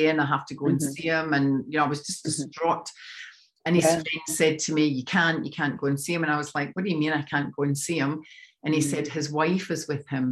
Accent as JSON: {"language": "English", "region": "Scotland", "country": "United Kingdom", "moved": "as an adult", "lives_now": "Sydney, Australia", "said": "I'm from Scotland."}